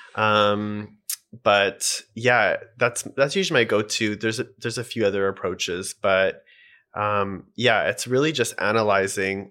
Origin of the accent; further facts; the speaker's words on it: Edmonton, Alberta, Canada; also born or lived in Vancouver, Canada; now in Toronto, Canada; I'm from Edmonton, but I moved to Vancouver